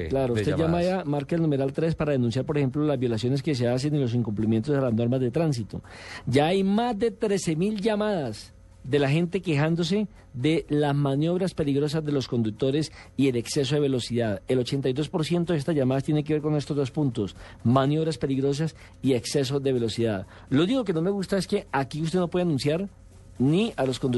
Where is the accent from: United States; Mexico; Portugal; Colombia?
Colombia